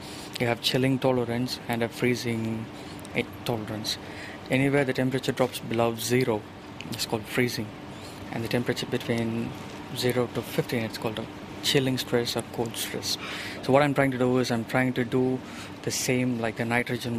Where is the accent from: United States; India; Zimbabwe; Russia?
India; now in New Zealand; I'm from India